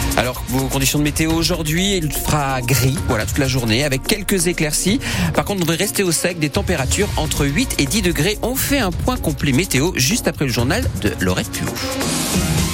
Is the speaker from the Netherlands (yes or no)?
no; Belgium; now in Saint-Pryvé-Saint-Mesmin, France; Je suis né en Belgique